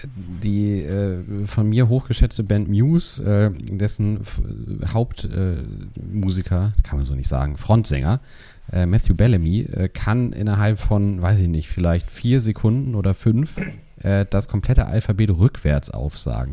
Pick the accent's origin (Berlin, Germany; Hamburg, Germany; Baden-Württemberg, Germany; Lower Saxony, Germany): Hamburg, Germany; so häufig verlasse ich meine Heimatstadt ja. nicht.